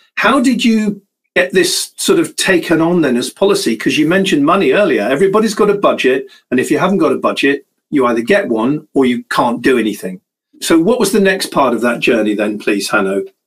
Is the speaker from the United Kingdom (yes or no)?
yes; United Kingdom; I'm British